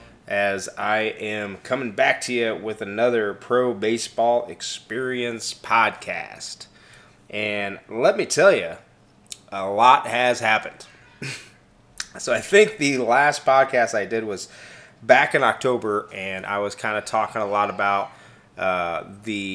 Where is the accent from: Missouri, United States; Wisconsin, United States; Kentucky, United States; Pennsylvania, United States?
Missouri, United States; Kansas City; I am from Kansas City, Missouri, not Kansas, Missouri, the superior Kansas City